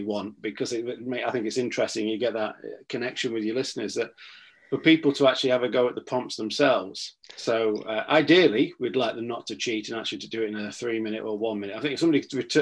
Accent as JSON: {"language": "English", "town": "Sheffield", "region": "Yorkshire and the Humber", "country": "United Kingdom", "tie": "born or raised there", "also_born_or_lived": "West Africa", "said": "I have spent the vast majority of my life, and I do mean the vast majority of my life, here in Sheffield"}